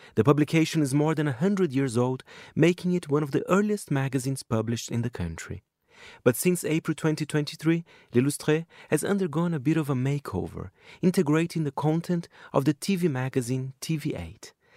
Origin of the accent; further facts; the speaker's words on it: Brazil; moved away; my home country, Brazil